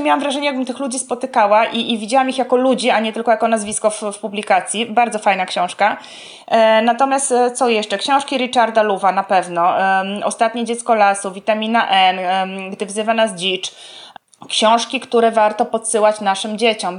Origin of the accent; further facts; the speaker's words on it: Podlaskie Voivodeship, Poland; obie jesteśmy z Podlasia